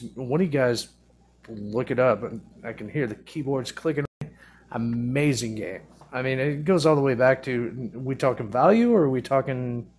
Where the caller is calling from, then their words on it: Fort Wayne, Indiana, United States; Fort Wayne, Indiana. Loving it.